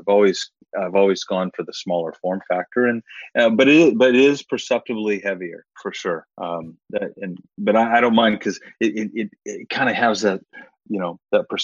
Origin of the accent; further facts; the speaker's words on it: Arizona, United States; I grew up in Arizona